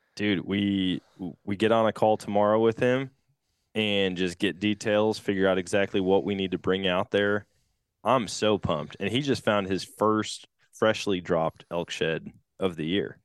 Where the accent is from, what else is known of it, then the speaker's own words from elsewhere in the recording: Eau Claire, Wisconsin, United States; moved away; my hometown of Eau Claire